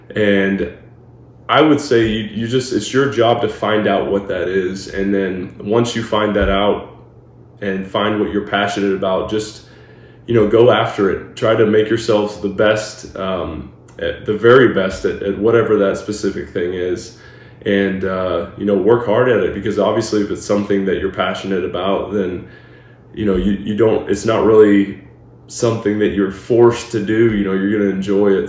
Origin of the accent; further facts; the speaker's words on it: Florida, United States; also born or lived in Arbroath, Scotland; we grew up in Florida